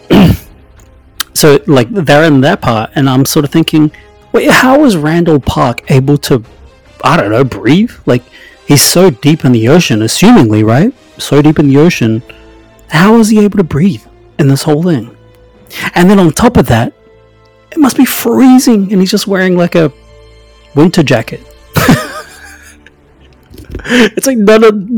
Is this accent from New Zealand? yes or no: yes; New Zealand; I'm from New Zealand